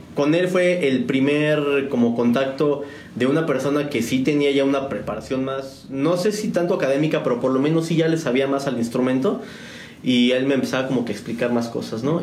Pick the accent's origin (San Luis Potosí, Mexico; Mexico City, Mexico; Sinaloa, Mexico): Mexico City, Mexico; moved away as an adult; now in San Juan del Río, Mexico; yo soy originario de la Ciudad de México. Yo soy chilanguense.